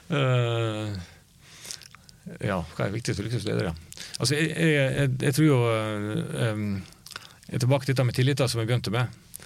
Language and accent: Norwegian; Luster, Vestland, Norway; moved away; Luster mm. der jeg kommer fra. En liten bygd på Vestlandet.